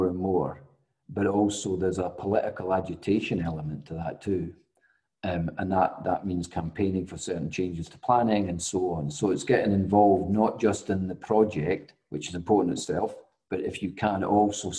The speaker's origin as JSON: {"language": "English", "region": "Scotland", "country": "United Kingdom", "said": "I'm Scottish"}